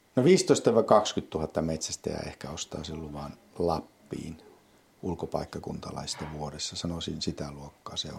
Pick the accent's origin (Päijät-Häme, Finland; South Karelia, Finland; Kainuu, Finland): Kainuu, Finland; Vaala; olen syntynyt Vaalassa – kasvanut Vaalassa